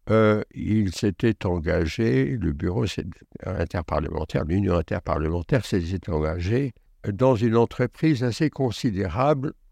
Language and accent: French; Algeria; also born or lived in Belgium; le début de mon enfance s'est déroulé en Belgique et davantage en Algérie. J'y suis né, j'ai été à l'école euh, enfantine en Belgique.